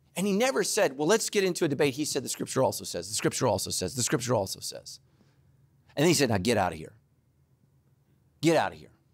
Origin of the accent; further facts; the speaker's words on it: Northern California, United States; I grew up in Northern California, Giants territory